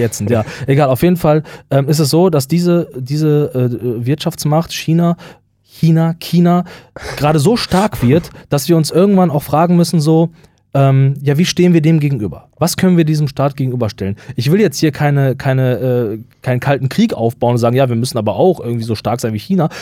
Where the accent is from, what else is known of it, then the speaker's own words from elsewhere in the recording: West Germany, Germany; bei uns im Westen hat man ja relativ stark sich darum bemüht, den Nationalsozialismus aufzuklären.